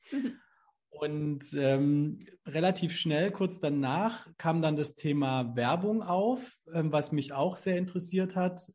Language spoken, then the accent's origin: German; Southern Germany, Germany; hier so in, in, in Süddeutschland, wo ich herkomme